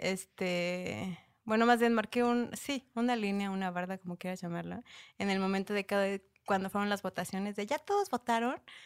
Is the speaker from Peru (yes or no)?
no; Mexico; yo era como mexa.